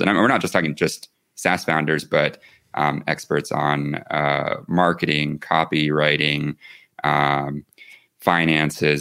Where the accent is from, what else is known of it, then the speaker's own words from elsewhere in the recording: the South, United States; now in Santa Fe, United States; I'm originally from the the south